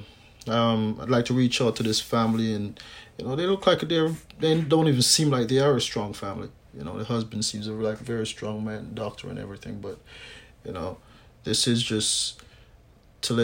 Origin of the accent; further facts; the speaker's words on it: Canada; I grew up here in Canada